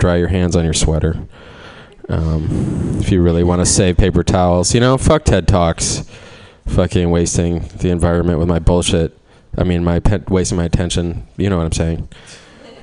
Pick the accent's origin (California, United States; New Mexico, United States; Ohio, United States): Ohio, United States; Cleveland; I'm from Cleveland